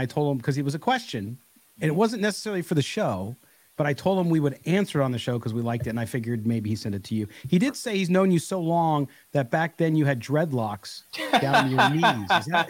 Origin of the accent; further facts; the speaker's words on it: Chicago, Illinois, United States; Now, I'm originally from Chicago back in the day, where we don't put ketchup or any of that crap stuff.